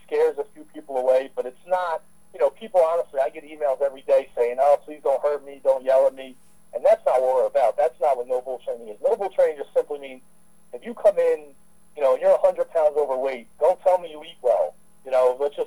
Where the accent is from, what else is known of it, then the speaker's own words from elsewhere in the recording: Philadelphia, Pennsylvania, United States; I'm from the Philadelphia area. I'm actually born and raised from Philadelphia